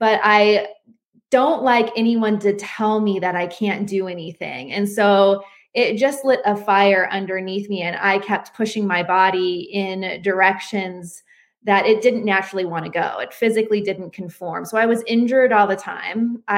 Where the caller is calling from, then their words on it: Asheville, North Carolina, United States; I'm calling from Asheville, North Carolina.